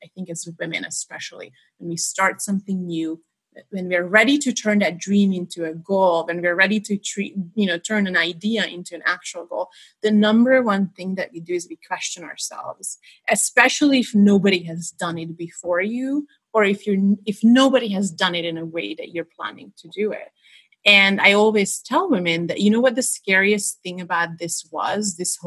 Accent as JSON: {"language": "English", "country": "Hungary", "tie": "born or raised there", "moved": "yes", "said": "I was born in Hungary in a tiny little town that's not even marked on the map."}